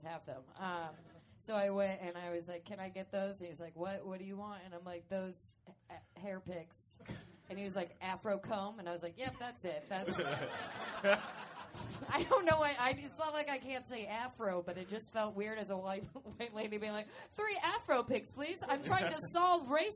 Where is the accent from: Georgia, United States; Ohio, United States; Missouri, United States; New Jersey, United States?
Georgia, United States; Atlanta; I grew up in Atlanta.